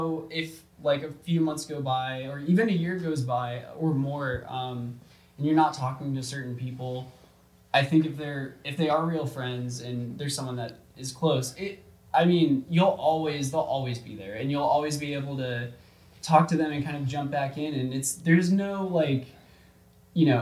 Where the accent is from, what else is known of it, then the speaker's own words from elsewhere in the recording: Georgia, United States; moved away; the people, from Georgia, from my hometown